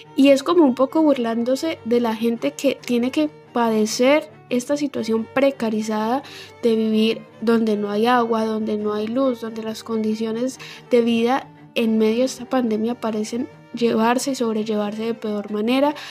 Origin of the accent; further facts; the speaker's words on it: Colombia; mi país, en Colombia